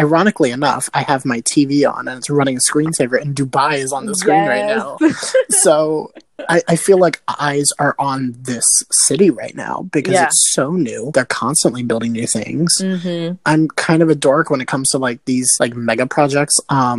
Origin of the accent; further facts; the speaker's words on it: United States; also born or lived in New York; as an American